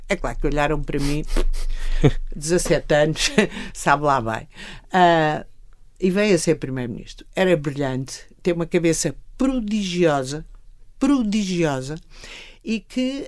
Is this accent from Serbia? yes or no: no; Torres Vedras, Lisbon, Portugal; also born or lived in Cadaval; eu vinha de Torres Vedras, eu estava nas freiras